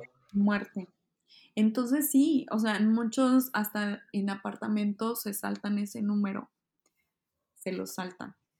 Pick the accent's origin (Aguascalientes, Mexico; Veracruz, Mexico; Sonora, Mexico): Sonora, Mexico; Hermosillo; moved away as an adult; also born or lived in Mexico City, Mexico; now in Kyoto, Japan; Yo soy de Hermosillo, Sonora